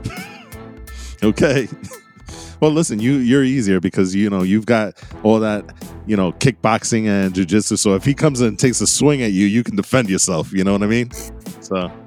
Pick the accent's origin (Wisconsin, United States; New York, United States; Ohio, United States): New York, United States; we're guys from New York